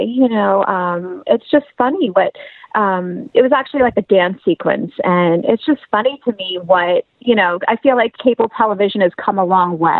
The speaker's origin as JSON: {"language": "English", "area": "Long Island", "region": "New York", "country": "United States", "tie": "born or raised there", "said": "I am born and raised in New York, Long Island specifically"}